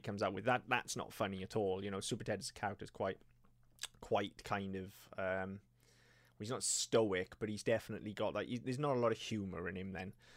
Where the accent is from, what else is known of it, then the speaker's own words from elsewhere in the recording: Wales, United Kingdom; we can say this as Welsh people